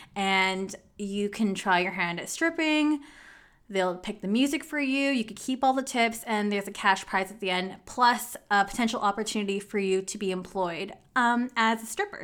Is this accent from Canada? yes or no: yes; Canada; I'm really from, like, I was born in Canada.